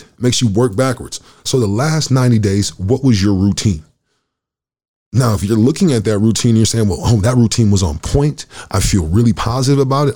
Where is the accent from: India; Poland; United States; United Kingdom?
United States; Michigan; moved away as an adult; also born or lived in Oklahoma; now in Winnipeg, Canada; I'm from Michigan